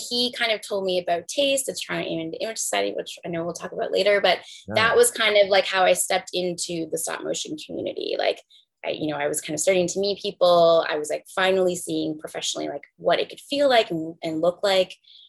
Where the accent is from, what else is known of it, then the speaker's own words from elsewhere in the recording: Puerto Rico; moved away; after I moved from Puerto Rico, I was from Niagara.